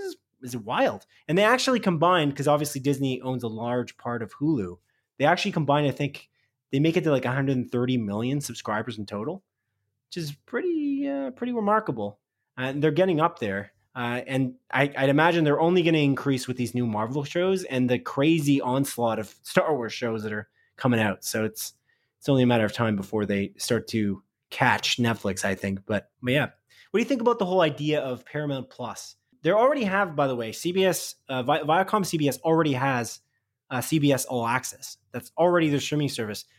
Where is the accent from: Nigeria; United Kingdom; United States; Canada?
Canada; I'm Canadian